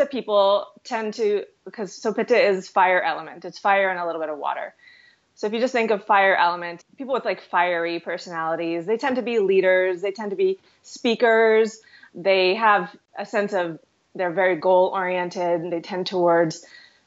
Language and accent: English; Houston, Texas, United States; also born or lived in New York City; now in Kelowna, Canada; I grew up in Houston, so I've always lived in big cities.